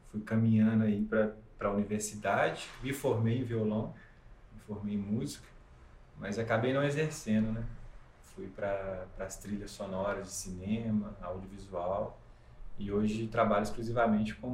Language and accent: Portuguese; Ubá, Minas Gerais, Brazil; Eu sou de Ubá.